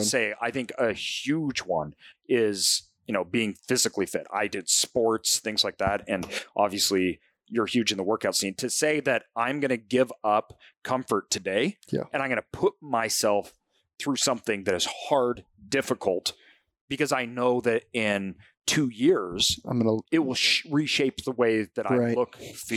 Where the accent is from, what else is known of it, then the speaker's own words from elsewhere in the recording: Boise, Idaho, United States; I think that I grew up in Boise, Idaho, but my parents come from a small farming community.